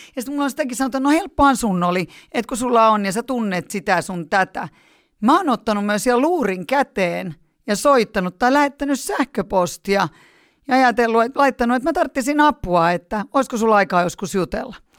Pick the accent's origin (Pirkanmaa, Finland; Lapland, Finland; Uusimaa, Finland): Uusimaa, Finland; Helsinki; born or raised there; also born or lived in Punkaharju